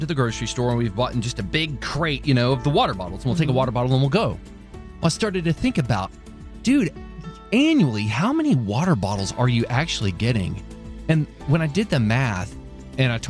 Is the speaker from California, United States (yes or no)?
no; Texas, United States; I'm from the Lone Star State